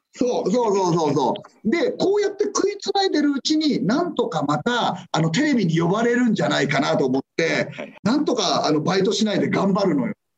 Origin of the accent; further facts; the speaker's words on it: Adachi, Tokyo, Japan; 子供の頃はあのー足立区出身なので、はい、あのビートたけしさんがやっぱりもう地元で